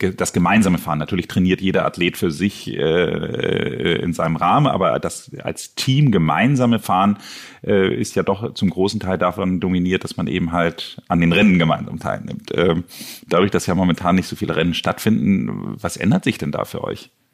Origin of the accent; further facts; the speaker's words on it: Hamburg, Germany; mein Ziel als Hamburger